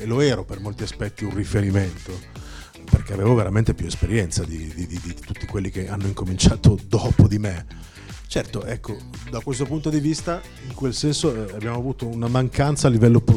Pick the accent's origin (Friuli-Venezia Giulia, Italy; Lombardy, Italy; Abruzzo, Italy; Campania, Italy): Lombardy, Italy; Milan; siamo noi di Milano